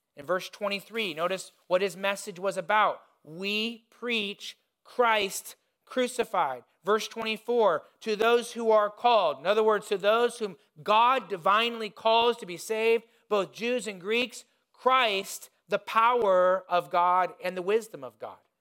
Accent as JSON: {"language": "English", "region": "Indiana", "country": "United States", "tie": "born or raised there", "moved": "yes", "said": "When I was growing up in Indiana"}